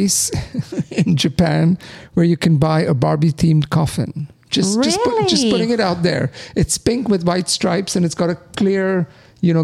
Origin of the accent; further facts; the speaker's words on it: India; now in United States; I grew up in India and I'm in the US